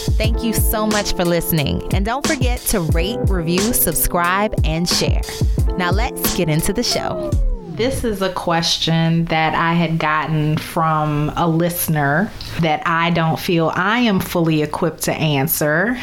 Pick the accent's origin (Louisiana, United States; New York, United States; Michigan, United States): Louisiana, United States; New Orleans; moved away as an adult; also born or lived in Baltimore / Chicago / Dallas; from my hometown of New Orleans to Baltimore, St. Louis, Chicago, Dallas, and now back to New Orleans